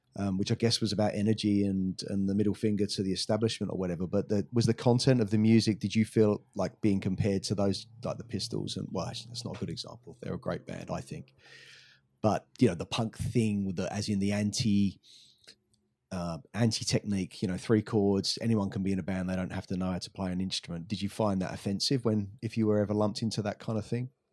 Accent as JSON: {"language": "English", "region": "England", "country": "United Kingdom", "tie": "born or raised there", "said": "growing up in England"}